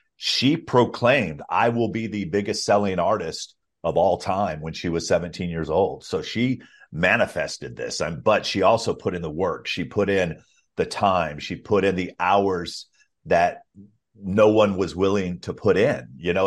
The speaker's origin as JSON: {"language": "English", "region": "Alabama", "country": "United States", "tie": "born or raised there", "said": "I grew up in Alabama"}